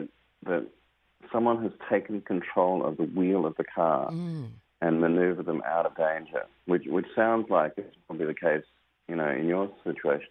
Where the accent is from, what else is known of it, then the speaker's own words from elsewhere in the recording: Australia; my home country of Australia